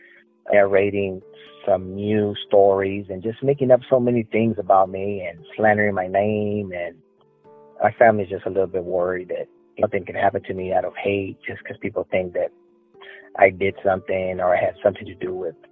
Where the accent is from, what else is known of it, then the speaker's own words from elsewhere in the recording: the Valley, Texas, United States; also born or lived in Houston, Texas; I lived in the valley most of my life, which I do live right now. And I lived in Houston for about 10 years as well.